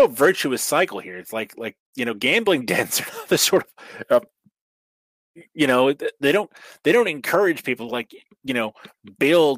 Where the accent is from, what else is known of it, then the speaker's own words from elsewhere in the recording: the Northwest, Pacific Northwest, United States; I'm from the Northwest